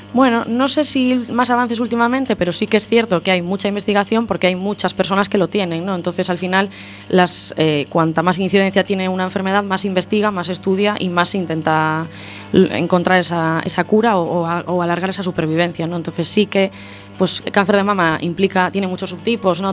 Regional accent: Santiago de Compostela, Galicia, Spain; moved away as an adult; now in A Coruña, Spain; yo soy de Santiago

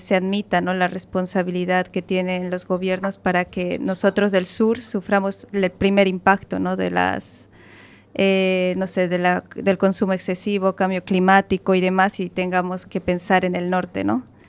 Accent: Bolivia; moved away as an adult; now in Galicia, Spain; yo vengo de Bolivia y eh, Bolivia es un país riquísimo, lo tiene todo. Solo nos falta mar

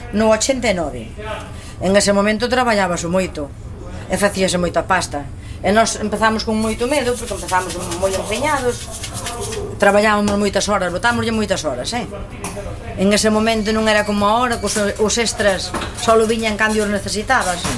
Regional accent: Val do Dubre, Galicia, Spain; also born or lived in Santiago de Compostela; Pero criar eu son de Val do Dubre.

